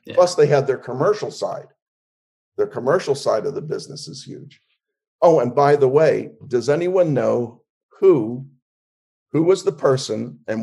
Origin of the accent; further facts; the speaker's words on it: Philadelphia, Pennsylvania, United States; also born or lived in Wildwood, New Jersey; I was raised in Philly.